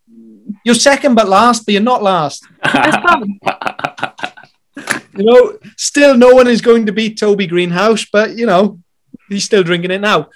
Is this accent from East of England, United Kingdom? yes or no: no; South Wales Valleys, United Kingdom; me and Di, we're from the South Wales Valleys